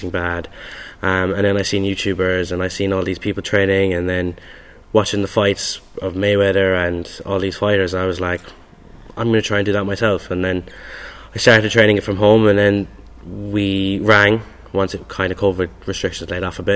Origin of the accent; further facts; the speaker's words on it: Castlemaine, Munster, Ireland; I'm from Castlemaine in Kiel.